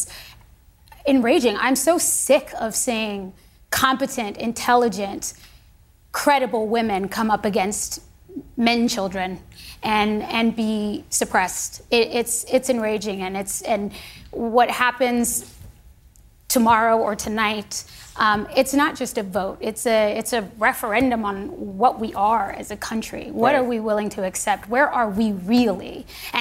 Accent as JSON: {"language": "English", "country": "United States", "said": "I am an American."}